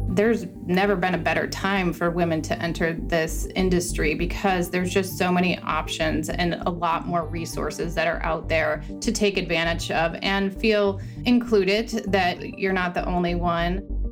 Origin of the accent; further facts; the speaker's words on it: Northwest Indiana, United States; I grew up in Northwest Indiana at our Ford store